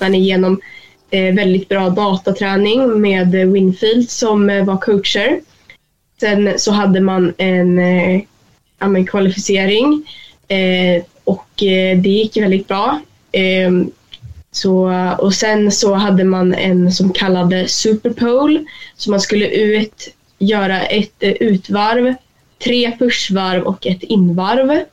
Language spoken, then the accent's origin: Swedish; Sweden; hemma i Sverige